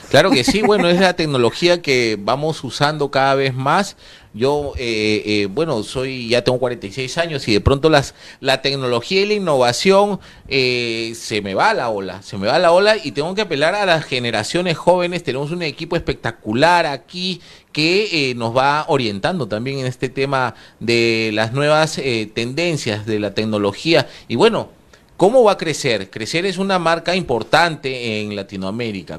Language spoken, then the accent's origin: Spanish; Peru